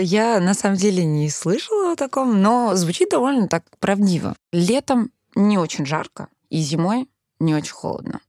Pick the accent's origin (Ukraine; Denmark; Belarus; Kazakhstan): Denmark; first language Danish; Russian is a second language; moved away as an adult; now in Russia; Моя мама переехала в Данию в 90-е. И, получается, я там родилась. У меня было датские друзья. Я выросла вообще основана на датских традиций, датский мой родной язык